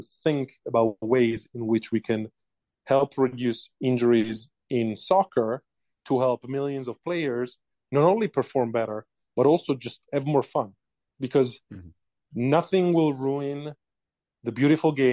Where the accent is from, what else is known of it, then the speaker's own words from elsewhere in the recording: Italy; English is a second language; moved away as an adult; now in United States; as you can maybe able to tell from my accent, I was born and raised in Italy